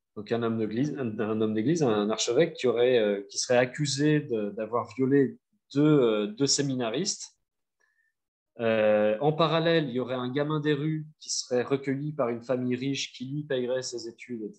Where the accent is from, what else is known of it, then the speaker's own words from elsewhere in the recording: France; en tant que Français